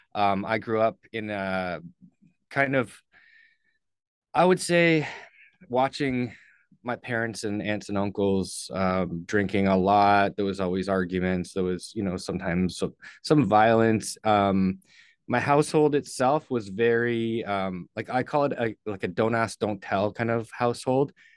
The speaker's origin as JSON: {"language": "English", "town": "St. Catharines", "region": "Ontario", "country": "Canada", "tie": "born or raised there", "moved": "yes", "said": "I was born in Saint Catharines, Ontario, um, lived there until I was"}